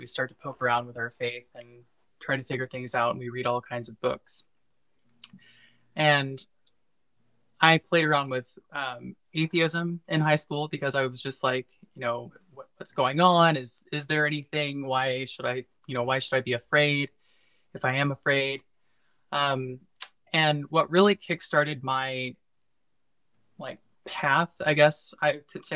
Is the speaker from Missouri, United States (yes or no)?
yes; Missouri, United States; I'm originally from Missouri, and I was raised in a very like conservative Bible Belt area in the Midwest